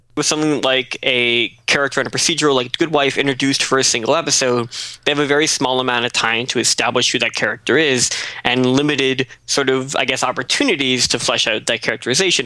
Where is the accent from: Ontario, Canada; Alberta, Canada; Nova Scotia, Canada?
Nova Scotia, Canada; moved away; I'm from Nova Scotia